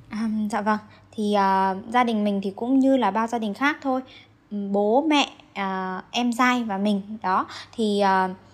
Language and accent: Vietnamese; Lạng Sơn, Vietnam; now in Hanoi, Vietnam; mình đến từ Lạng Sơn